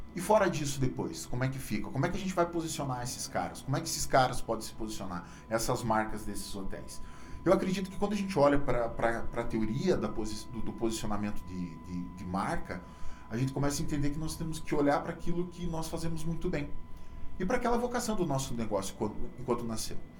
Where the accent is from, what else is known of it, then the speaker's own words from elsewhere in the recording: Brazil; moved away as an adult; now in Pato Branco, Brazil; sou de uma cidade chamada Freiburg, uma cidade de 35 mil habitantes